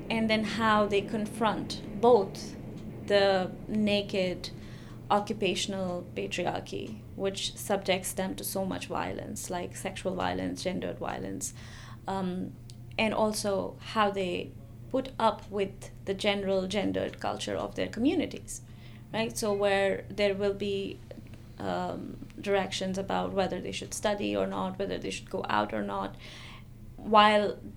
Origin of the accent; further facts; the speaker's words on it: Jammu and Kashmir, India; moved away as an adult; so I I grew up in Kashmir up until I was 19 and my experience of growing up in Kashmir and Kashmiri women was something very unique